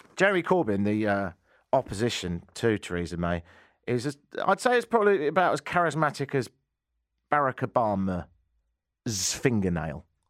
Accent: England, United Kingdom; moved away as an adult; now in Canada; I ain't from round here and, uh, I've been here in Canada for ten and a half years and, um, I'm English

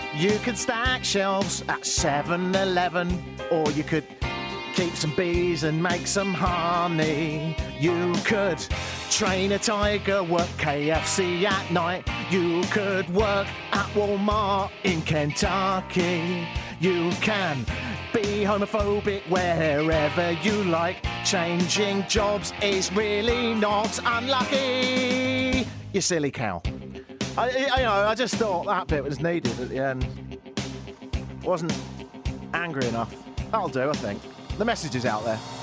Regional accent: England, United Kingdom; now in Toronto, Canada; we're from a nation of such fools

